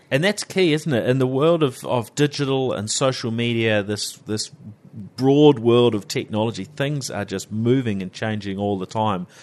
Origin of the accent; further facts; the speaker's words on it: New Zealand; accent: Kiwi; around the world, the Kiwis, well, there's not so many of us, right?